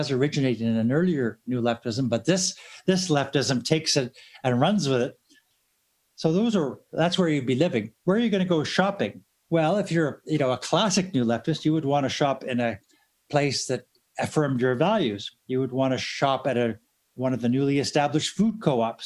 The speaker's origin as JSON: {"language": "English", "town": "Sarnia", "region": "Ontario", "country": "Canada", "tie": "born or raised there", "said": "I grew up in Sarnia, Ontario, where one of the largest employers was Dow Chemical, proud manufacturers of napalm."}